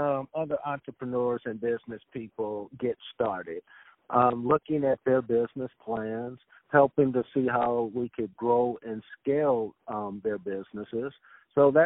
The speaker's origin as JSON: {"language": "English", "town": "West Covina", "region": "California", "country": "United States", "tie": "born or raised there", "also_born_or_lived": "East Los Angeles, California / San Pedro, California", "said": "I'm from Los Angeles, California. I grew up until I was about somewhere between the age of 8 and 10 in East L.A., 68 in San Pedro. Then my family moved us over to a place called West Covina, California. So that's where I grew up"}